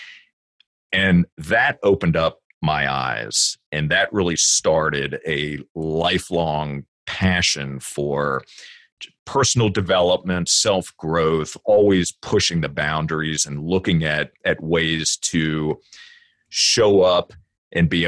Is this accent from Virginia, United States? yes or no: yes; Virginia, United States; I grew up in Virginia